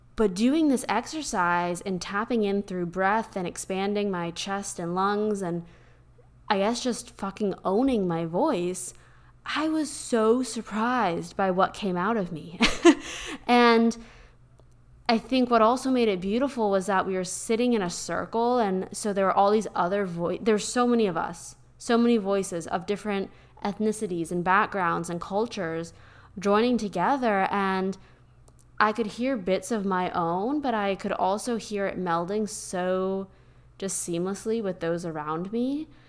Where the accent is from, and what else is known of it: Pennsylvania, United States; born or raised there; now in Austin, United States